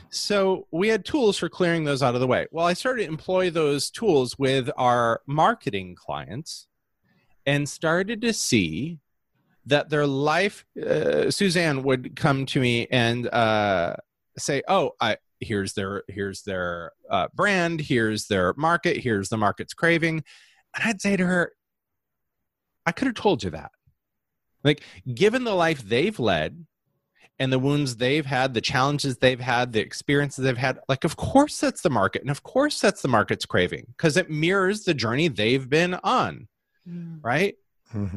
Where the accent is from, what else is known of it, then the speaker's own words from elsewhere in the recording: Holland, Michigan, United States; I grew up uh, in a incredibly homogeneous society uh, of Holland, Michigan. I was born in Holland, Michigan